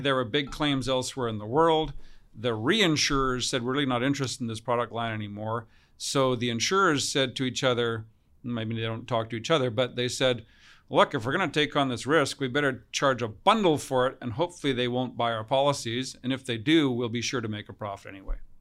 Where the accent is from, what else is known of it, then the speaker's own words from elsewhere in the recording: Kamloops, British Columbia, Canada; also born or lived in Australia; we arrived in Kamloops from Australia when I was four years old